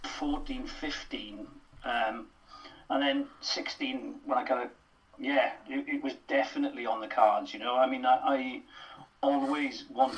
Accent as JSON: {"language": "English", "region": "Wales", "country": "United Kingdom", "said": "As a Welsh speaker, my first experience was the Eisteddfod, you know, of performance and singing and dancing and acting, you know. You know yourself what the Urdd is like."}